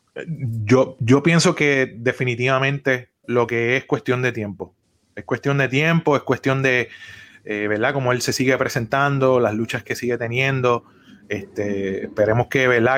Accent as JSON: {"language": "Spanish", "country": "Puerto Rico", "said": "como puertorriqueño"}